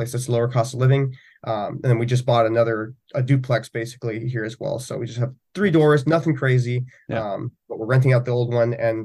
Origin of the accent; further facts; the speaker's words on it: Arizona, United States; moved away; go back to my hometown, be in the National Guard in Arizona